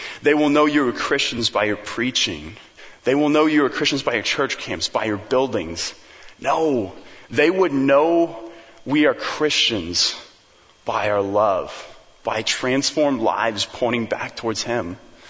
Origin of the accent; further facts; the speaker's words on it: Papua New Guinea; And I remember growing up in New Guinea, like we'd drive on all these crazy mountain roads.